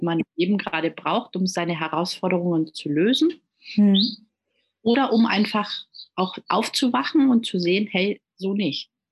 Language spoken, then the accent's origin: German; Munich, Bavaria, Germany; first language German and Italian; moved away as an adult; now in Gran Canaria, Spain; gebürtig komme ich aus München